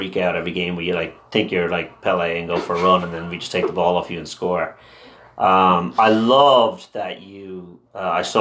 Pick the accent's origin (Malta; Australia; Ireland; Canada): Ireland; Dublin, Leinster; first language Irish; English is a second language; In Dublin, but I went to an all-Irish school